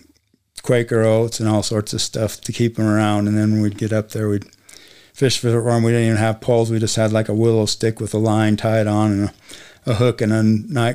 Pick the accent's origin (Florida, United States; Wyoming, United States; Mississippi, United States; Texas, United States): Wyoming, United States; southwestern; I was born in southwestern Wyoming